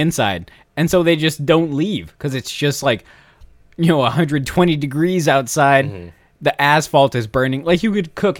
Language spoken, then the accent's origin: English; California, United States; I don't know if it's because I'm from California, but I love an In-N-Out burger.